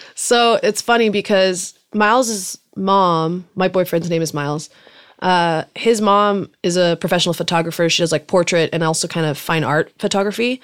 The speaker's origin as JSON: {"language": "English", "town": "Salinas", "region": "California", "country": "United States", "tie": "born or raised there", "first_language": "German", "second_language": "English", "said": "I grew up in Salinas, California, which is a little farm town kind of by Monterey and Santa Cruz"}